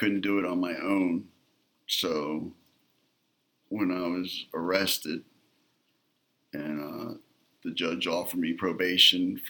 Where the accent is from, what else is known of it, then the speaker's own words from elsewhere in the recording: Atlantic City, New Jersey, United States; I grew up in Atlantic City, New Jersey